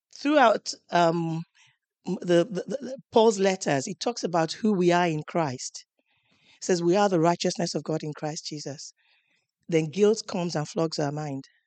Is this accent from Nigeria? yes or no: yes; Nigeria; moved away as an adult; now in United Kingdom; I'm coming from Nigeria